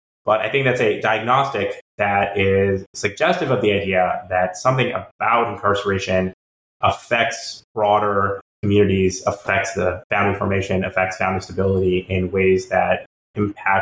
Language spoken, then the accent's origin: English; North Carolina, United States; my home state, North Carolina